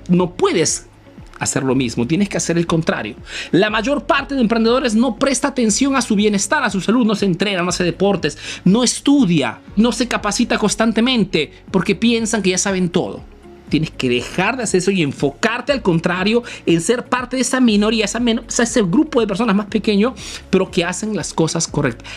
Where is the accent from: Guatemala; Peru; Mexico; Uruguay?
Peru; now in Italy; soy un emprendedor peruano que vive hace negocio en Italia